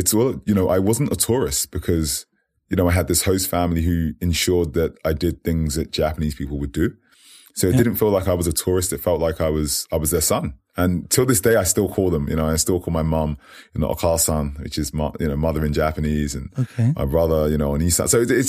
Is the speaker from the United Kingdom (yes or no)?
yes; United Kingdom; And yes, I am British. But I would say I always say this. I say, you know, I'm in it, but not of it, if that makes sense. I got the opportunity to grow up in a few places.